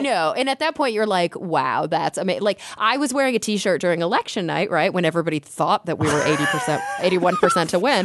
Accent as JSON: {"language": "English", "region": "Texas", "country": "United States", "tie": "born or raised there", "moved": "yes", "lives_now": "California, United States", "said": "I grew up in Texas"}